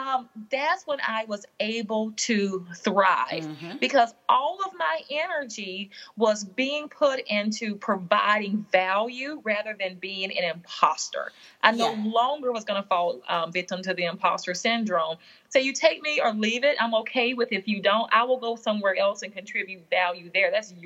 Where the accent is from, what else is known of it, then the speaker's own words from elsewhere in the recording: Southern United States, United States; now in New York City, United States; my gender, my race, even my demographic of being a Southerner. Mm-hmm. You know, I was intimidated when I got to New York City, you know, oh, I've got this accent.